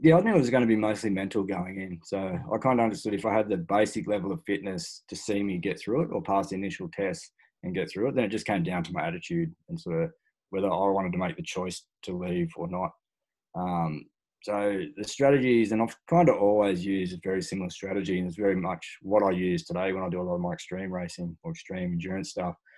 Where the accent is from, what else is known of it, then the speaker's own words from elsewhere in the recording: Australia; born and bred in Australia